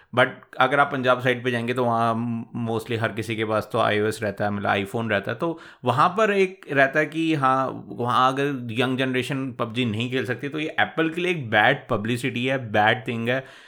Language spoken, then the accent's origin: Hindi; India; हम इंडियन हैं सारे